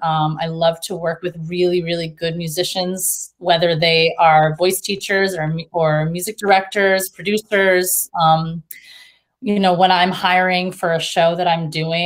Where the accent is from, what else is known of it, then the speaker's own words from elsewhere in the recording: Cape Cod, Massachusetts, United States; also born or lived in Baltimore; No, I'm from Cape Cod, and my parents are originally from New Jersey.